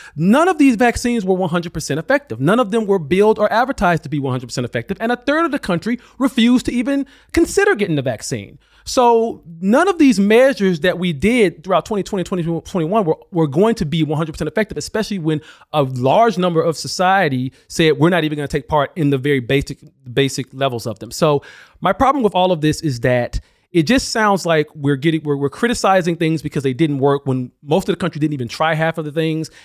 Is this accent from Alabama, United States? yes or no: yes; Alabama, United States; moved away; I was living in Alabama during the pandemic